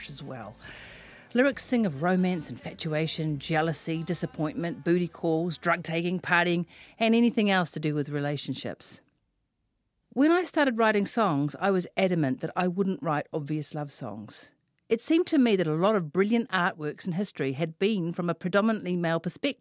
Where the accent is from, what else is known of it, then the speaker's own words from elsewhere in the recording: Auckland, New Zealand; I am from West Auckland, after all.